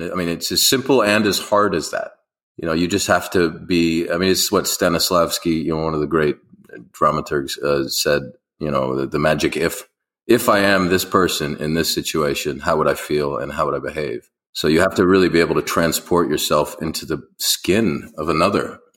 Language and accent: English; Beirut, Beirut Governorate, Lebanon; born there; I was born in Beirut actually in Lebanon, and you yes. know I've been traveling ever since then.